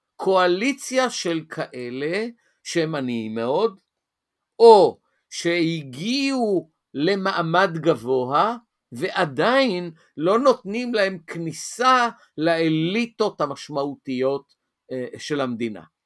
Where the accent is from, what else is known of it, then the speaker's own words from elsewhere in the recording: Tel Aviv, Tel Aviv District, Israel; moved away as an adult; also born or lived in Hadera / Azor; גדלתי בתל אביב ועברתי את כור ההיתוך התל אביבי